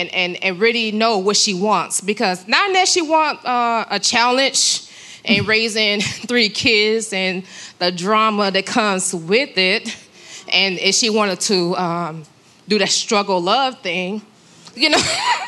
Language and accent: English; Phoenix, Arizona, United States; I'm from Phoenix, Arizona.